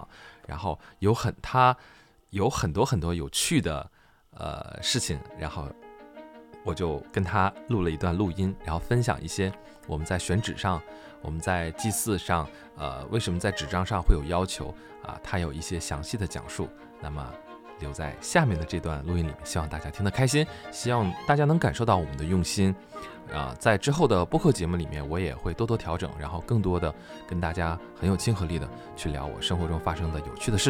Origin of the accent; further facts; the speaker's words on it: Northeast China, China; 您觉得为什么我们东北这边非常重视这种文化呢？